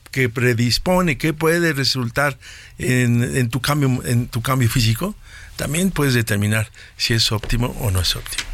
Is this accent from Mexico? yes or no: yes; Mexico; nosotros como mexicanos